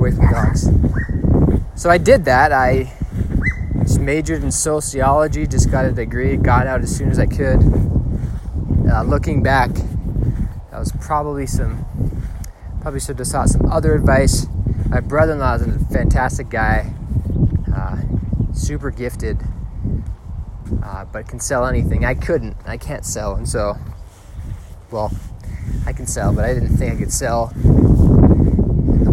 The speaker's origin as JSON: {"language": "English", "town": "Hingham", "region": "Massachusetts", "country": "United States", "tie": "born or raised there", "said": "I grew up in Hingham, Massachusetts, the youngest of eight"}